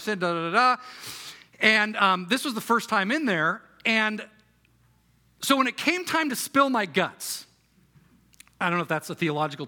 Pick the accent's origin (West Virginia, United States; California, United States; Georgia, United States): California, United States; Irvine; I grew up in Irvine